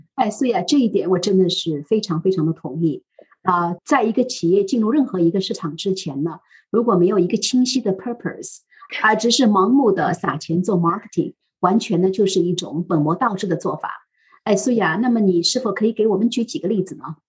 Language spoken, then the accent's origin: Chinese; China; 就我们中国人一直擅长的那些短平快